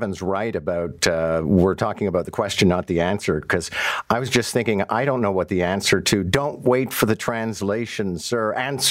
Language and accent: English; Quebec, Canada; moved away; maybe it's because I'm from Quebec, but I'm used to people switching back and forth and everybody understands everybody else.